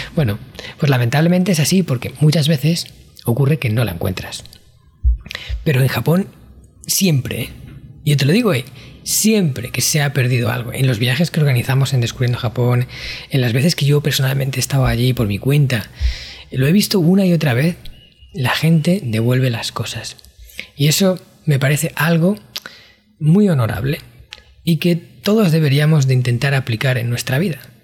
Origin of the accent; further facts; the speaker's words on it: Spain; yo en mi país, España